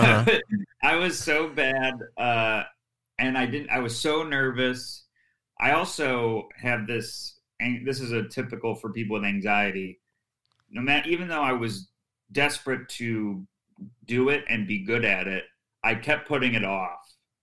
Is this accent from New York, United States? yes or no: yes; Syracuse, New York, United States; And then a club opened in my hometown, Syracuse Funny Bone.